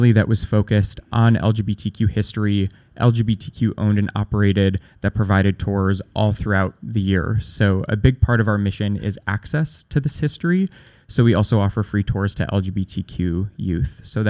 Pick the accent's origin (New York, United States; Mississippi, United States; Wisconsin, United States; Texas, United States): New York, United States; upstate; moved away as an adult; also born or lived in Buffalo, New York; now in New York City, United States; I'm from upstate New York originally, so just a few hours north of here.